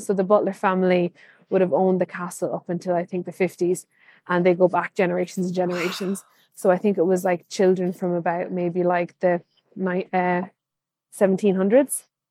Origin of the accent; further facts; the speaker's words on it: Kilkenny, Leinster, Ireland; I'm from Kilkenny, which is a medieval town full of history.